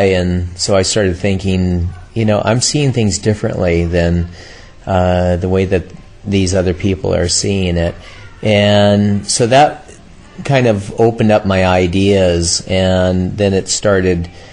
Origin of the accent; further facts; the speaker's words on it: Southern California, United States; Grew up in California, born, raised here in Southern California, on the beach, surfing